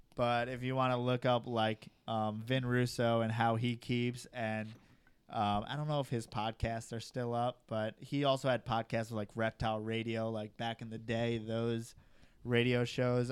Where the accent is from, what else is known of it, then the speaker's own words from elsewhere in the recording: New York, United States; moved away; I'm from New York. The reason why I don't live in New York